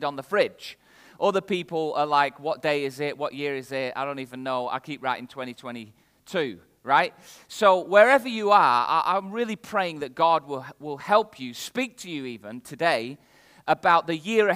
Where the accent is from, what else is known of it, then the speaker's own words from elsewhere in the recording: the north of England, United Kingdom; accent: northern English; My accent is very clearly from the north of England